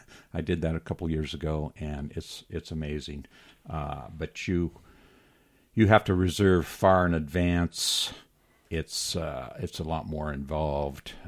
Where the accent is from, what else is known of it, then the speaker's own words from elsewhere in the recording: Moab, Utah, United States; I've been born and raised in Moab.